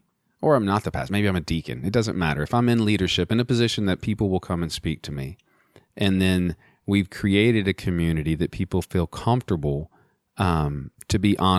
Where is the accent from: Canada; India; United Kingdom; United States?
United States; Texas; accent: Texas; Well, I haven't used my Texas accent in a long time.